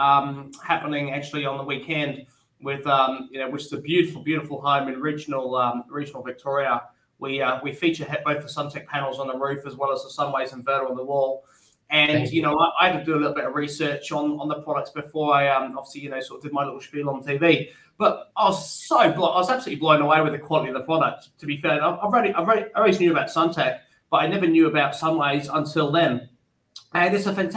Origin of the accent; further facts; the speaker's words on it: England, United Kingdom; moved away as an adult; now in Australia; as an English graduate